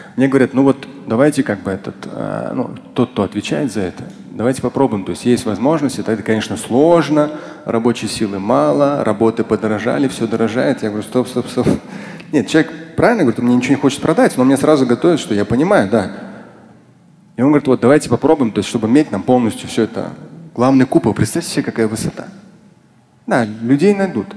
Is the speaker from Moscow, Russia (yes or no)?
yes; Moscow, Russia